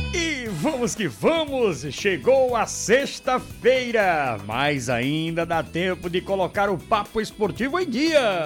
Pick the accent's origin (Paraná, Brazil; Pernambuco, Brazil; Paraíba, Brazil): Paraíba, Brazil; Patos; E nós nascemos em Patos, na mesma maternidade, em anos diferentes, claro, mas somos patuenses com muito orgulho